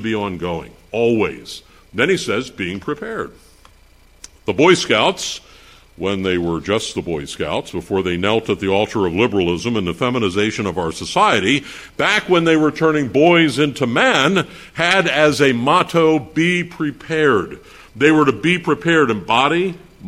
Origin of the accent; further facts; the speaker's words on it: Pennsylvania, United States; I'm from Pennsylvania